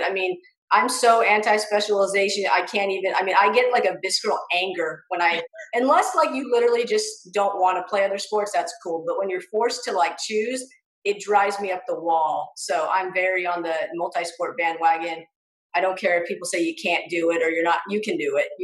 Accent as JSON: {"language": "English", "town": "Ventura", "region": "California", "country": "United States", "tie": "born or raised there", "moved": "as an adult", "lives_now": "Knoxville, United States", "said": "being a female athlete growing up in SoCal"}